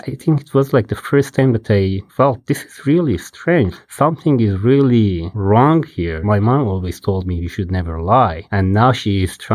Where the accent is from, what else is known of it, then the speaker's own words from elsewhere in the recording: Babol, Mazandaran, Iran; moved away as an adult; I was born in Babol in Mazandaran province near the Caspian Sea in the northern part of Iran